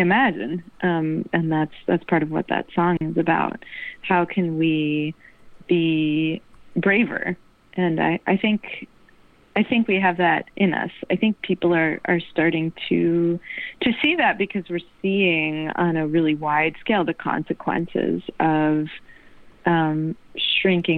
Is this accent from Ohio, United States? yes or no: no; New Jersey, United States; now in New York, United States; I've been living in New York all my life, but I grew up in New Jersey